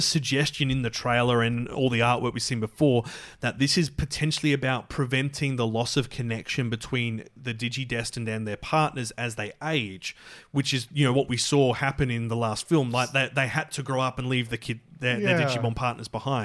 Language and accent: English; Scotland, United Kingdom; We're Scottish here